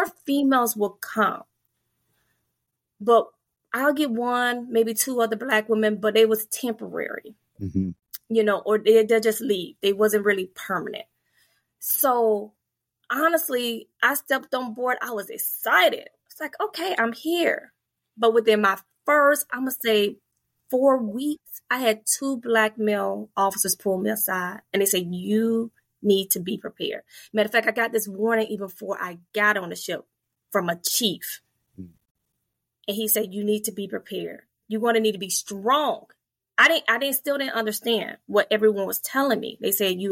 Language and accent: English; Fort Pierce, Florida, United States; moved away as an adult; I grew up in a very mixed, diverse community. I'm from Fort Pierce, Florida, and it's very mixed.